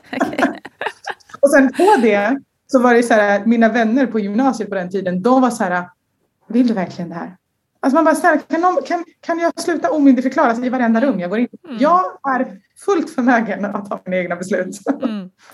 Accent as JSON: {"language": "Swedish", "country": "Sweden", "said": "jag är en tjej från Sverige"}